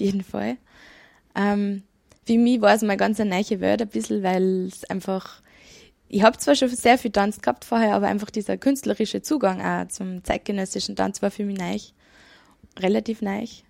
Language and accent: German; Kirchdorf an der Krems, Upper Austria, Austria; moved away as an adult; also born or lived in Vienna; ich bin geboren in Kirchdorf an der Krems und bin aufgewachsen zwischen Wartberg und Pfarrkirchen